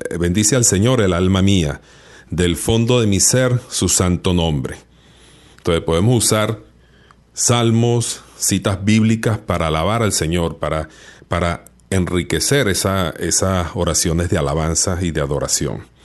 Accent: Venezuela; yo soy venezolano

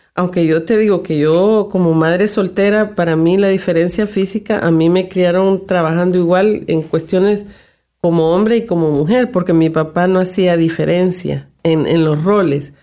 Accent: El Salvador; now in Canada

